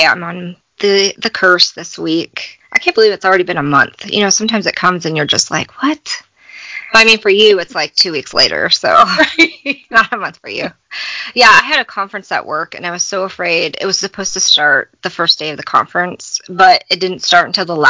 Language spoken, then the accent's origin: English; Missouri, United States; She and I know each other from growing up in Missouri together.